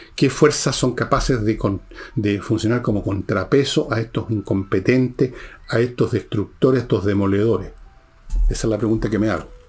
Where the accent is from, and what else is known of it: Chile